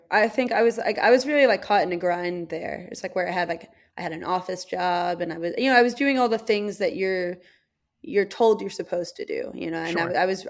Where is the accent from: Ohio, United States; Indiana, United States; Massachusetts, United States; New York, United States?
New York, United States; New York City; born there; I was born in New York City and like I have a lot of family who is from there